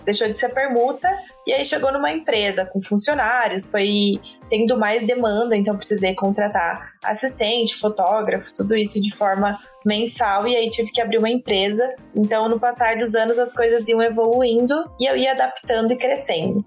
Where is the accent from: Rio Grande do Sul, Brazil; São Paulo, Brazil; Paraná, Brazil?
Paraná, Brazil; Pato Branco; eu sou do interior do Paraná, de uma cidade chamada Pato Branco